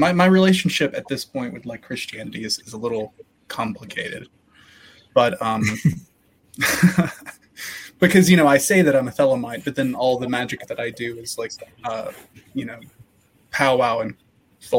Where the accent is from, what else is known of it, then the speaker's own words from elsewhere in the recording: Appalachia, United States; I'm from Appalachia